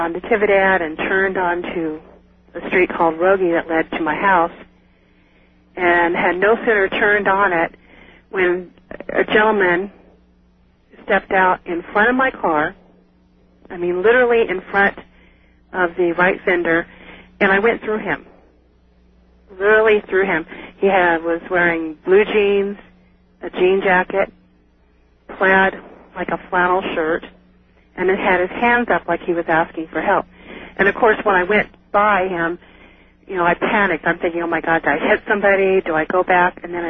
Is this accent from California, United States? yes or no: yes; Salinas, California, United States; Well, I moved from Salinas about 5 years ago.